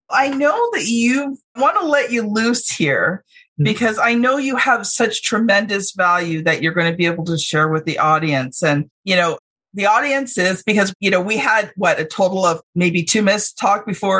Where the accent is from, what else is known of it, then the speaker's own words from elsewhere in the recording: Ontario, Canada; we're both from Ontario